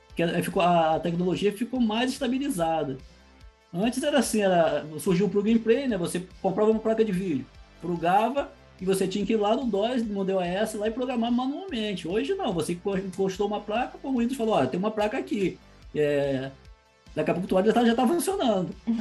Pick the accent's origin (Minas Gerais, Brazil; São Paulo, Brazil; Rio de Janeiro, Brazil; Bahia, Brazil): Rio de Janeiro, Brazil; Saquarema; Eu nasci em Saquarema